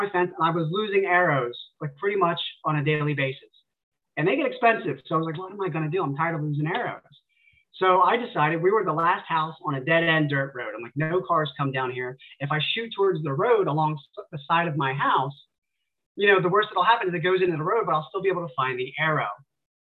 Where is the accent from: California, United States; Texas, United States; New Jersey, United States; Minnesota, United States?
New Jersey, United States; near Fort Dix; my hometown is a very small hometown, kind of tucked away in the woods near Fort Dix. It's an Army base in New Jersey